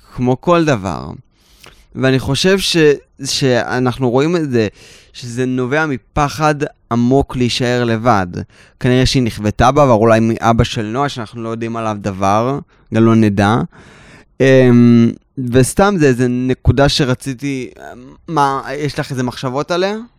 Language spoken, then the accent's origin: Hebrew; Tel Aviv, Tel Aviv District, Israel; ואני גדלתי בתל אביב, עדיין